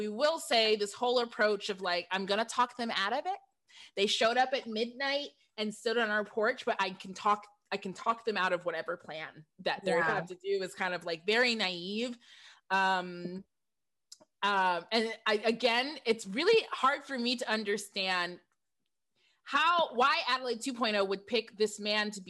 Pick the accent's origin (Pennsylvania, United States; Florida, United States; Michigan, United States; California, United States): Michigan, United States; I'm from Michigan